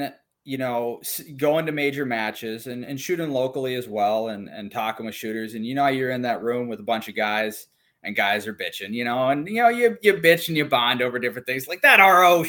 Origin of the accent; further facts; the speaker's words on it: Minnesota, United States; so I'm from Minnesota, and I just shot limited and open nationals.